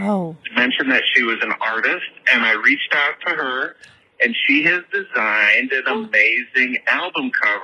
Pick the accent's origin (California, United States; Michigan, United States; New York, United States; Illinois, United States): Illinois, United States; Chicago; now in Dallas, United States; I'm from Chicago.